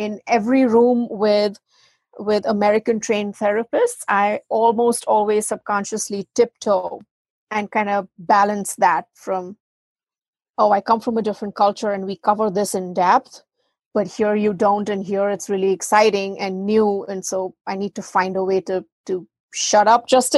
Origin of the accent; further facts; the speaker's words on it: India; moved away as an adult; now in United States; I was from India